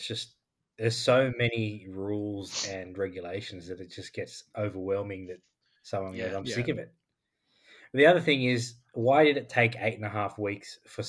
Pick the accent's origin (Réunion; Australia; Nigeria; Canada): Australia; That's what we are. We're Australian. We're racist.